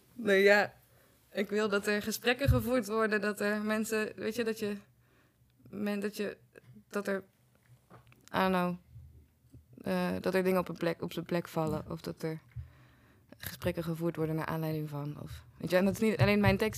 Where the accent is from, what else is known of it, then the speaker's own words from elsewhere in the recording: 's-Hertogenbosch, North Brabant, Netherlands; moved away; in Den Bosch, Vruchtenstraat, 16